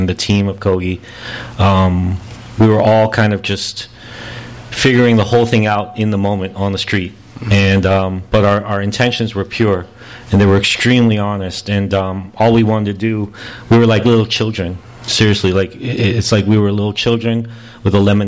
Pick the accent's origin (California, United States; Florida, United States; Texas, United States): California, United States; Los Angeles; also born or lived in Norwalk, California / Pico Rivera, California; growing up in Koreatown, going to the park, whether it was going, you know, growing up, moving from town to town, all these little things, all these little moments in life growing up here in L.A.